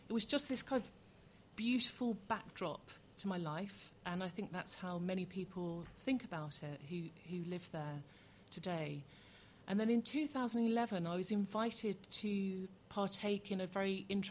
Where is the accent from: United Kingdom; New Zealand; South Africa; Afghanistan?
United Kingdom; Southend-on-Sea, East of England; also born or lived in London; now in Essex, United Kingdom; I am a Essex girl, born and bred in Southend.